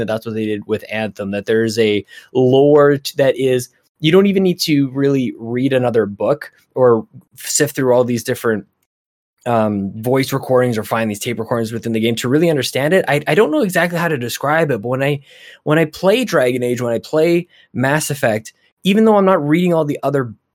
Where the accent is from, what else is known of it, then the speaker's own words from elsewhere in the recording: Edmonton, Alberta, Canada; I'm from Edmonton